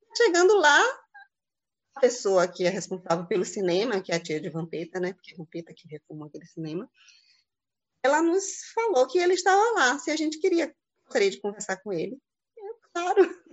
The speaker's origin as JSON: {"language": "Portuguese", "town": "Santo Antônio de Jesus", "region": "Bahia", "country": "Brazil", "said": "Sou de Santo Antônio de Jesus"}